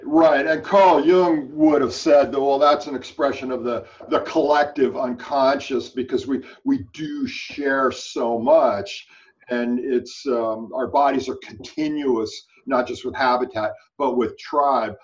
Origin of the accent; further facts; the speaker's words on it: California, United States; growing up in California had a, a very big uh, environmental influence in my life